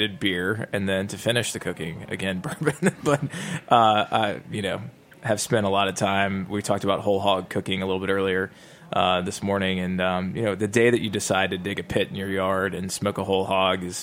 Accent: Georgia, United States; now in Nashville, United States; growing up in Georgia

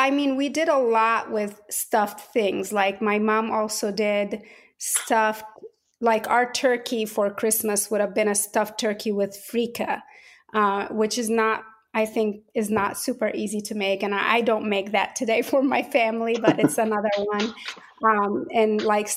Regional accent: Port Said, Port Said Governorate, Egypt; now in Atlanta, United States; I was born and raised in Port Said, Egypt

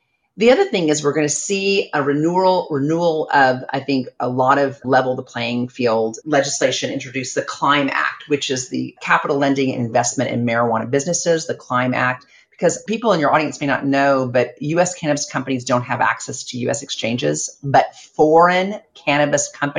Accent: Ardmore, Oklahoma, United States; moved away; I'm from Ardmore, Oklahoma

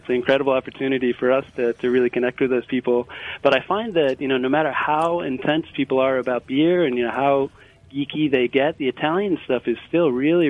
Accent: Northern Ireland, United Kingdom; moved away as an adult; now in Philadelphia, United States; But I was born and raised in Northern Ireland, moved out to the States in 92

